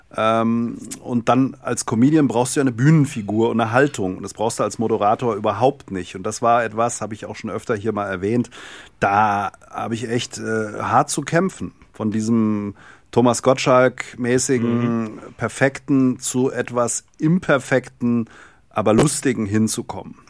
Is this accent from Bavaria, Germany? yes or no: no; Darmstadt, Hesse, Germany; Ich komme aus dem Rhein-Main-Gebiet, Darmstadt, Darmstädter Ecke